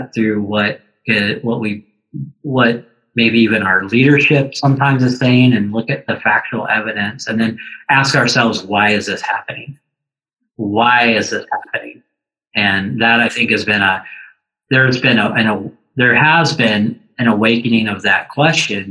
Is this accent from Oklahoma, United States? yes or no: yes; Tulsa, Oklahoma, United States; now in Stevens Point, United States; I grew up in Tulsa, Oklahoma